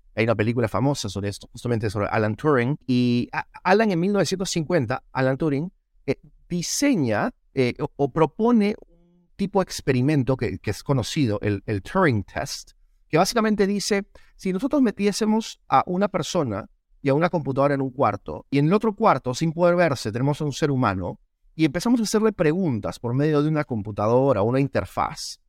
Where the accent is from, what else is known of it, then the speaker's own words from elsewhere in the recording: Peru; moved away as an adult; now in United States; Yo soy peruano, nací, crecí en Perú